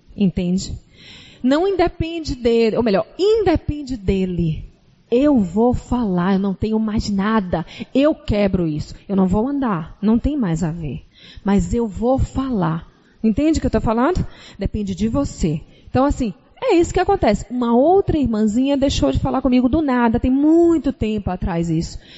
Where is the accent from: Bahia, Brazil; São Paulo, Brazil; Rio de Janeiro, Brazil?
Bahia, Brazil; Salvador; moved away; Vocês estão percebendo nosso sotaque, né? Nós somos de Salvador.